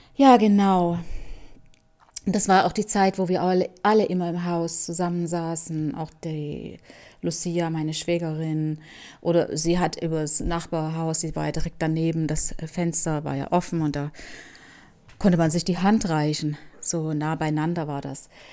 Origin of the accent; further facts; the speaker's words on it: Leipzig, Saxony, Germany; moved away as an adult; also born or lived in Cuba; nach Leipzig in meine Heimat